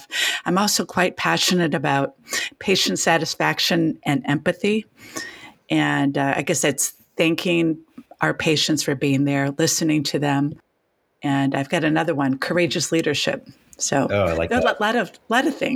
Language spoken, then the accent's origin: English; Northeast Ohio, United States; growing up in Northeast Ohio, I worked at Blossom Music Center